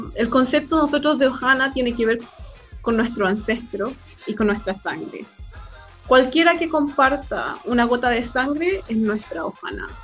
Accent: Chile; accent: Chilean; now in Hawaii, United States; Por eso es que hablo español y tengo el acento chileno. Y crecí en Chile con mi madre, ah, pero nací en Hawái.

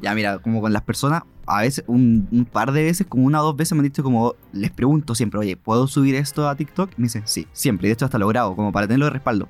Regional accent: Concepción, Biobío, Chile; Soy de Conce, obviamente, toda mi vida amo Conce

